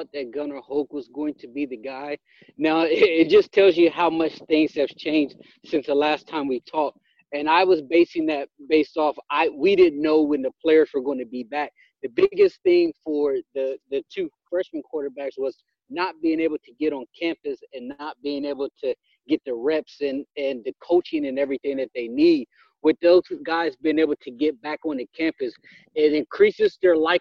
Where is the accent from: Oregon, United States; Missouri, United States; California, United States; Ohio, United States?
Ohio, United States; I grew up an Ohio State fan